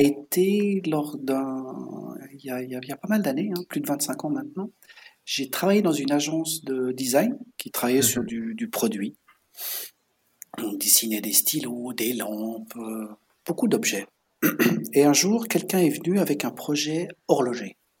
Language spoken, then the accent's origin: French; Switzerland; also born or lived in La Chaux-de-Fonds; j'ai grandi en Suisse. Et ce qu'on doit savoir, c'est que je, viens de la région de la montagne, en mhm. Suisse, de l'altitude